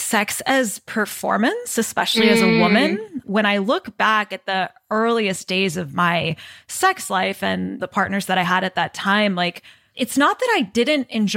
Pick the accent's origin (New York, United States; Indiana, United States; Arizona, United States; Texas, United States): Texas, United States; me growing up in Texas